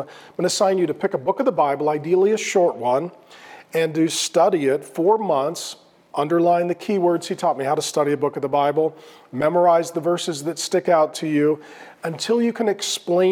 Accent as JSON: {"language": "English", "town": "Grand Forks", "region": "North Dakota", "country": "United States", "tie": "born or raised there", "said": "So I was born in 1970 in Grand Forks, North Dakota, Irish Catholic from County Cork, Southern Ireland is where our ancestors are from"}